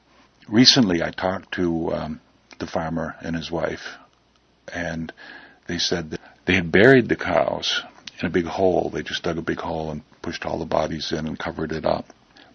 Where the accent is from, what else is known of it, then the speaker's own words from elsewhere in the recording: Vermont, United States; I grew up in Vermont with a father who was quite interested in the local ghost stories and the tales of the local murders.